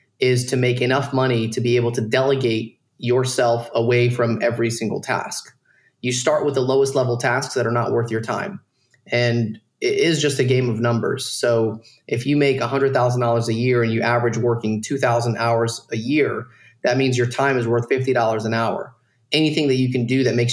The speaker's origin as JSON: {"language": "English", "town": "Dalton", "region": "Georgia", "country": "United States", "tie": "born or raised there", "moved": "as an adult", "said": "I grew up in Dalton, Georgia, around a bunch of Mexicans"}